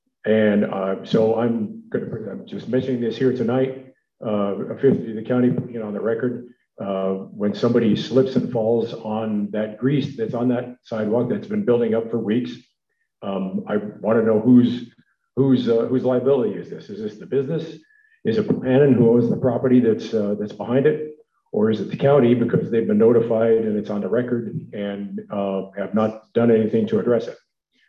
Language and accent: English; San Lorenzo, California, United States; from San Lorenzo. I'm here to complain about something.